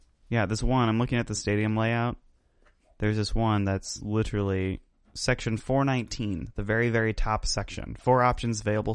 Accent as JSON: {"language": "English", "town": "Indianapolis", "region": "Indiana", "country": "United States", "said": "They're from Indianapolis, and we're from Indianapolis."}